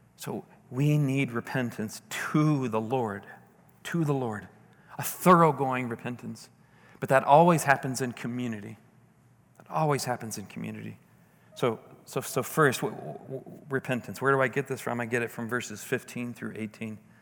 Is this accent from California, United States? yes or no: no; St. Louis, Missouri, United States; my hometown. You know, beautiful. You can see downtown St. Louis